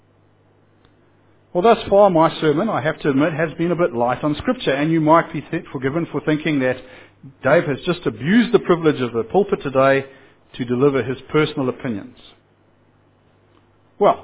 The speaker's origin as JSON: {"language": "English", "country": "Zimbabwe", "said": "I come from Zimbabwe"}